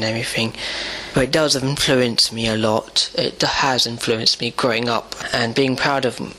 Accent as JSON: {"language": "English", "region": "Gujarat", "country": "India", "said": "I have been bullied for being Indian. I have been bullied by other Gujaratis as well because of my caste."}